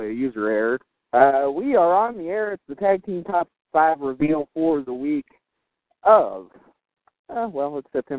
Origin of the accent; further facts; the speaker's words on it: Kentucky, United States; Kentucky, my home state